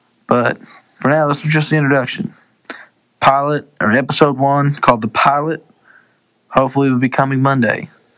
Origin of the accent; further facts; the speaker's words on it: Missouri, United States; sophomore here at Crowley's. I'm from Missouri.